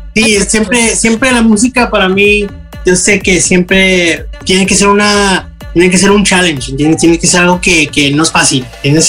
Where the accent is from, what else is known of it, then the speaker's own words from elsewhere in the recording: United States; mis papás son de México, eh, yo nací aquí en los Estados Unidos. Y, yo crecí aquí con mis amigos, todos hablaban inglés